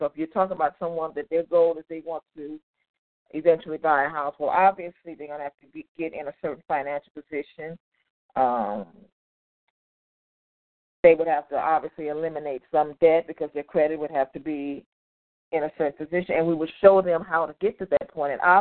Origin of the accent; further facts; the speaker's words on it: Compton, California, United States; now in Inland Empire, United States; I grew up in Compton, but I currently live in the Inland Empire